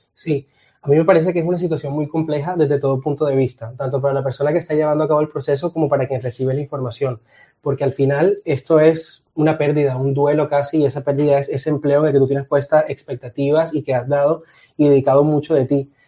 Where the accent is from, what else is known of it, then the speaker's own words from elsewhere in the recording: Colombia; Soy de Colombia